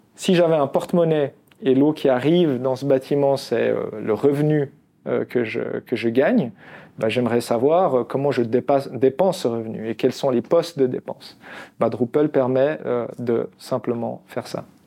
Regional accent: Constantine, Constantine Province, Algeria; now in Lausanne, Switzerland; je suis né en Algérie, je suis né à Constantine

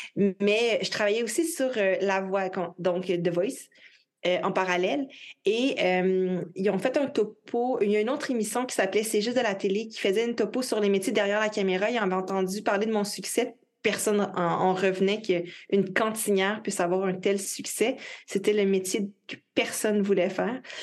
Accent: Quebec, Canada; Je travaille principalement euh, de mon pays natal, donc euh, du Québec

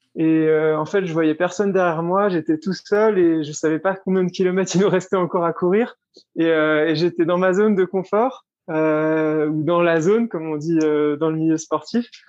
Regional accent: Switzerland; moved away as an adult; also born or lived in Geneva; now in Iten, Kenya; je suis suisse

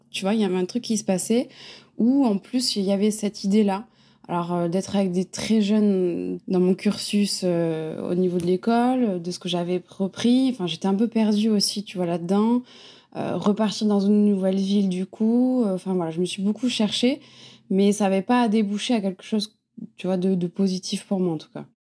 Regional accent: Montpellier, Occitania, France; moved away as an adult; also born or lived in Paris / Bordeaux; now in Biarritz, France; j'ai grandi à Montpellier, donc je suis vraiment une fille du sud.

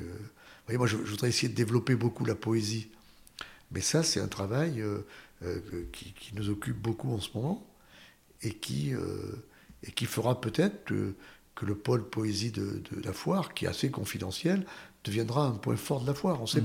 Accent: Saint-Bonnet-l'Enfantier, Nouvelle-Aquitaine, France; c'est dans le village de mon enfance, à Saint-Bonnet-l'Enfantier

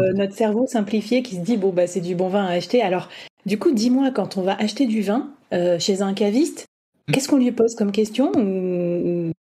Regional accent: Bordeaux, Nouvelle-Aquitaine, France; je viens de Bordeaux

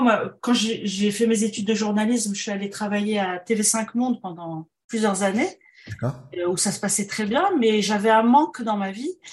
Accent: Morocco; first language French; moved away; also born or lived in France / Montreal, Canada; quand on vient du Maroc

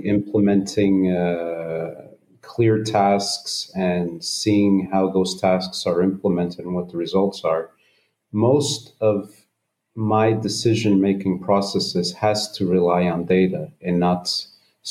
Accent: United States; I am of Portuguese descent. So my parents are both Portuguese, but I grew up in the United States

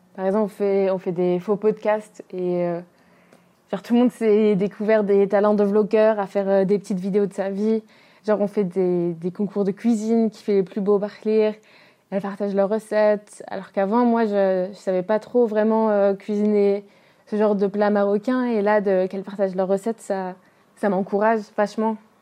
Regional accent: France; Moi, j'ai grandi en France avec ma mère blanche française

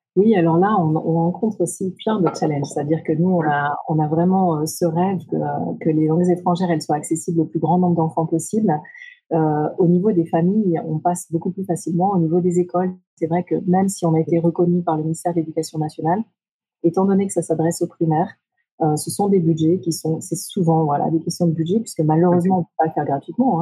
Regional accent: Brittany, France; moved away as an adult; also born or lived in Japan; j'ai grandi en Bretagne

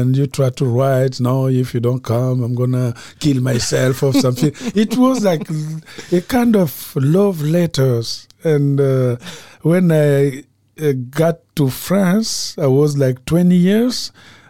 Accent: Republic of the Congo; moved away; from Congo-Brazzaville, novelist and professor at UCLA

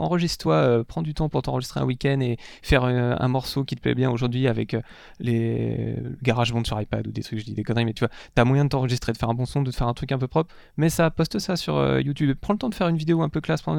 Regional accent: Parigné, Brittany, France; j'ai grandi en Bretagne, euh, j'étais au milieu de la campagne à Parigné, il y a 1000 habitants dans le Patelin

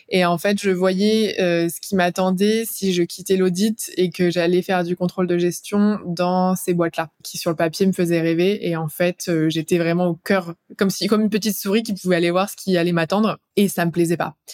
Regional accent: Clermont-Ferrand, Auvergne-Rhône-Alpes, France; now in Paris, France; Je viens de Clermont-Ferrand

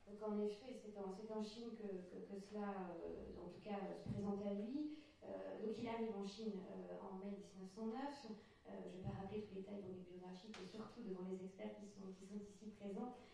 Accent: Finistère, Brittany, France; ici même en Finistère, sur euh, mes terres d'origine, puisque comme on, évoquait aussi tout à l'heure, ma famille maternelle et de chef de et de plonévé. Donc euh, vraiment, je suis une enfant du pays.

